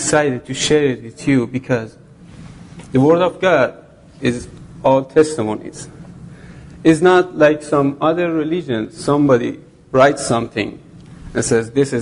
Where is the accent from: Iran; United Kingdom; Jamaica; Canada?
Iran; moved away as an adult; Originally, I'm from Iran